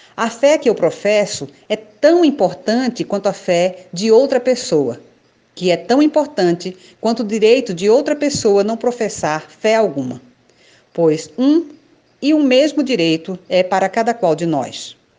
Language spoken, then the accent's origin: Portuguese; Recife, Pernambuco, Brazil; nasci em Recife, Pernambuco, há 50 anos